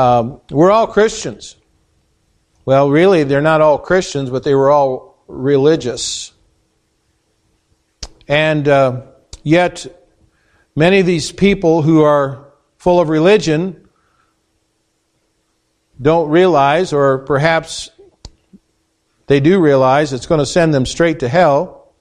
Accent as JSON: {"language": "English", "region": "Indiana", "country": "United States", "lives_now": "Spooner, United States", "said": "We came from Indiana, from a town of 7,000 people, had 30 churches with an Appanee address. 30. That's a lot of churches for just that number of people."}